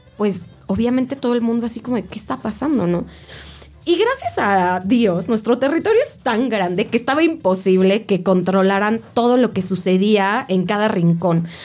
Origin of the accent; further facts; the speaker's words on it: Mexico; todos, todos como mexicanos tenemos el compromiso